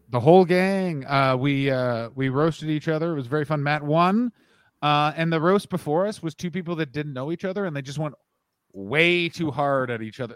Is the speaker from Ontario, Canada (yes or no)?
yes; Ottawa, Ontario, Canada; moved away; I grew up in Ottawa